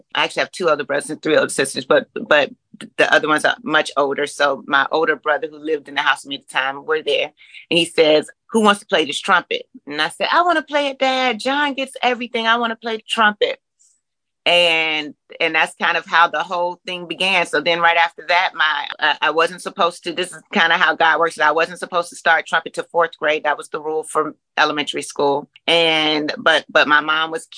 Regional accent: Richmond, Virginia, United States; moved away as an adult; now in Atlanta, United States; From Richmond, Virginia. So Virginia grown, you know, transplanted to Atlanta in 2000

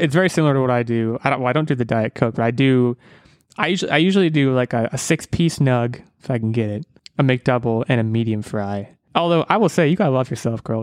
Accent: United States; I'm an American.

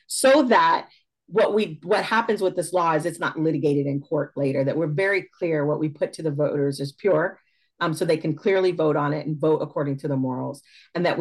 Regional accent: Fresno, California, United States; moved away as an adult; also born or lived in Suisun City, California; now in Northern California, United States; I was raised in the Central Valley. I'm a Fresno girl, born and raised

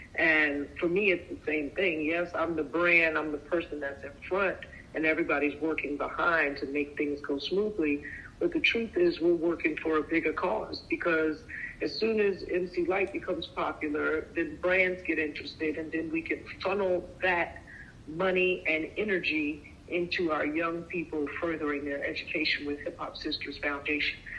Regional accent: New York, United States; moved away; also born or lived in California; I come from New York

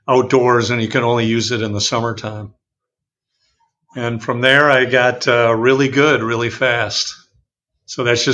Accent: Madison, Wisconsin, United States; moved away as an adult; also born or lived in Indiana; now in Dallas, United States; growing up in Madison, Wisconsin, in the summertime, we actually lived right across from the biggest lake in Madison

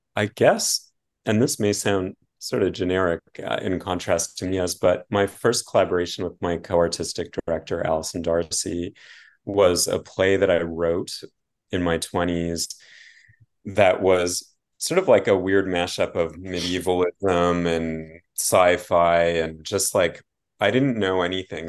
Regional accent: Canada; as a Canadian

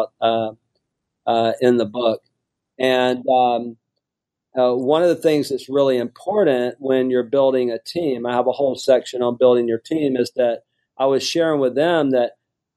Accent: Mobile, Alabama, United States; moved away as an adult; also born or lived in Houston, Texas; I grew up on welfare in Mobile, Alabama.

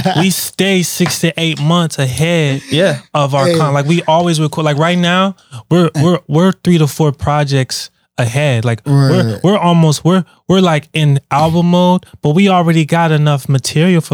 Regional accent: Pittsburgh, Pennsylvania, United States; we're from Pittsburgh

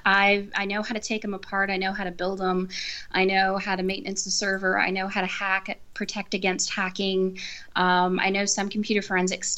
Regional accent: San Antonio, Texas, United States; also born or lived in Wisconsin / Panama; I've pretty much lived in San Antonio most of my life. There's only been about 1 year that I was up in Wisconsin, and a couple months when I was a baby that I was in Panama

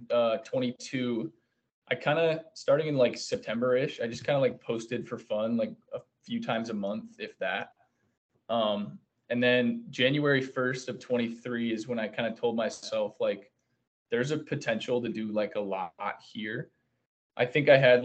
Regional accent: Grand Blanc, Michigan, United States; I was born and raised in Grand Blanc, Michigan

